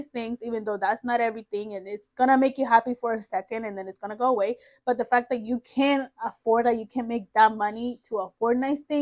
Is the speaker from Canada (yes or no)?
no; El Salvador; No, I'm from El Salvador